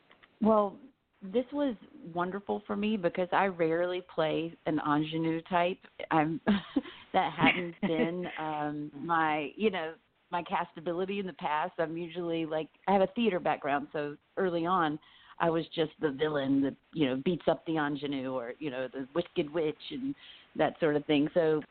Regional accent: North Carolina, United States; I come from the South, North Carolina, and have a rich legacy with, you know, my family, my grandparents and things.

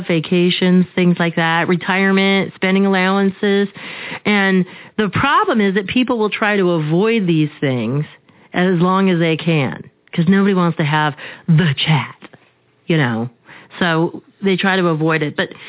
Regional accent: Arizona, United States; I grew up here in Arizona

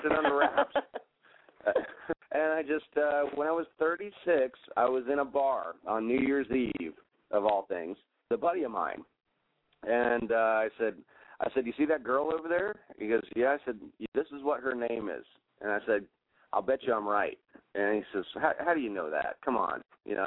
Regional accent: Gettysburg, Pennsylvania, United States; also born or lived in Elizabeth, New Jersey / Galveston Island, Texas; now in Galveston, United States; I grew up on the Gettysburg battlefield

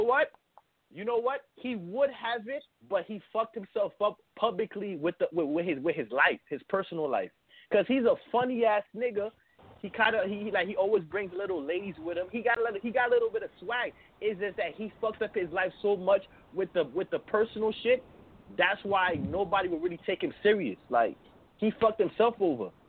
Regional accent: New York City, New York, United States; I'm from Brooklyn. I'm from Brooklyn.

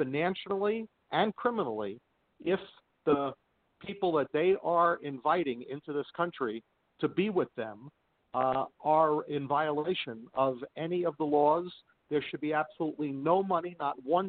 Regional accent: New York City, New York, United States; moved away as an adult; also born or lived in Nassau County, New York / Suffolk County, New York; now in Las Vegas, United States; I was born in Canarsie, East 84th, between Farragut and Foster, near the big Baton Pickle Factory in 1956

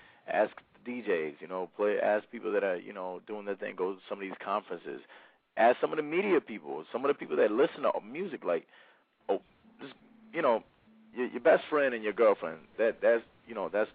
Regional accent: Dallas, Texas, United States; Dallas, I'm from Dallas. I live in Dallas also

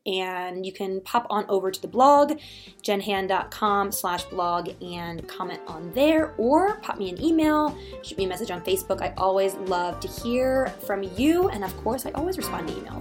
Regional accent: Philadelphia, Pennsylvania, United States; now in Colorado, United States; I live in Colorado, I'm from Philadelphia, so when I'm home for the holidays

